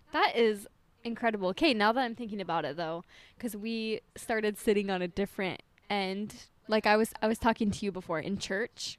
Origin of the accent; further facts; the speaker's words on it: Utah, United States; moved away; I'm from Utah